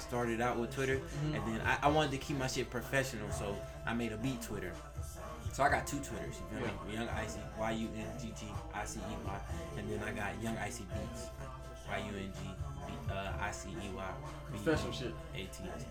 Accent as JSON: {"language": "English", "town": "Rock Hill", "region": "South Carolina", "country": "United States", "said": "I'm from Rock Hill"}